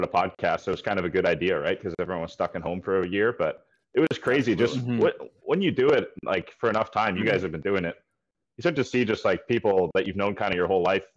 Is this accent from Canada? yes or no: yes; Mississauga, Ontario, Canada; also born or lived in Brampton / Scarborough / Toronto; I am a Toronto guy. I grew up in Mississauga and then I moved to Brampton and then I moved to Scarborough